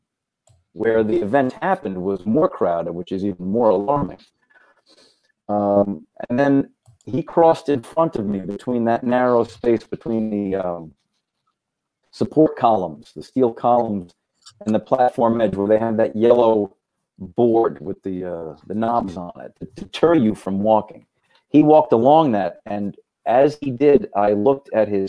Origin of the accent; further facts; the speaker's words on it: New York City, New York, United States; I grew up in Brooklyn